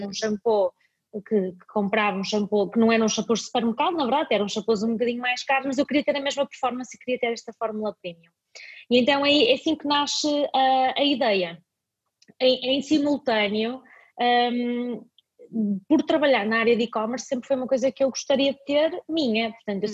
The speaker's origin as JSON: {"language": "Portuguese", "town": "Vila Nova de Famalicão", "region": "Norte", "country": "Portugal", "tie": "born or raised there", "also_born_or_lived": "Dubai", "said": "eu nasci em Famalicão, como, como disseste, e a minha avó é costureira, ainda hoje é a costureira da aldeia"}